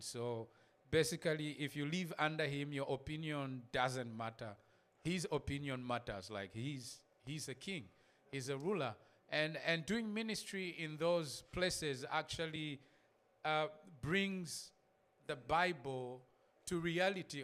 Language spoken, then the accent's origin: English; Zambia; I come from Zambia